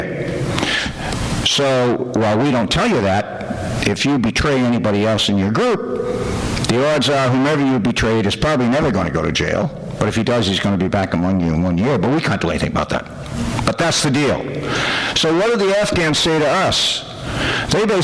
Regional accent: United States; we, American Christians

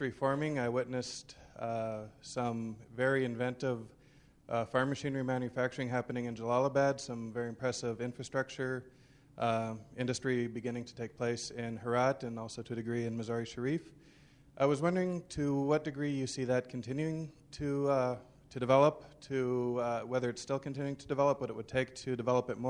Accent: United States

